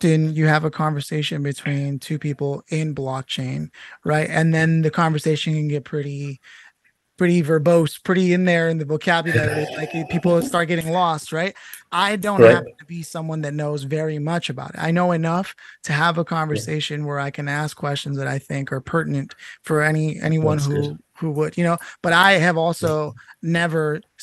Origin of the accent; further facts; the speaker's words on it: United States; 35 years as an American